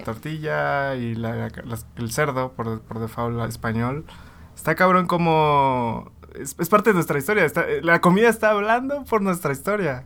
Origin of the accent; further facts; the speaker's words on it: Tabasco, Mexico; yo soy de Tabasco